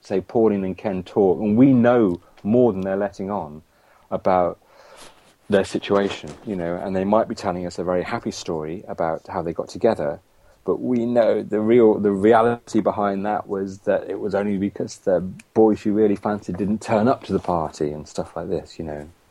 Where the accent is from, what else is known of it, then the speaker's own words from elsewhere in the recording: Coventry, West Midlands, United Kingdom; I'm from Coventry